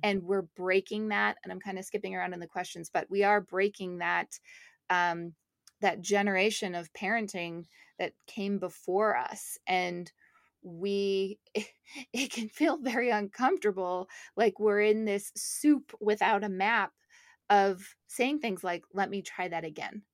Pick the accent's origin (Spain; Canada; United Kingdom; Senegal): Canada; moved away; my family's in Montreal, I'm from Canada